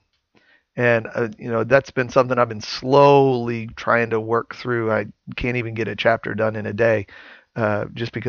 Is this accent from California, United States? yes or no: no; Santa Claus, Indiana, United States; I live in deer hunting territory in southern Indiana. I'm from Santa Claus, Indiana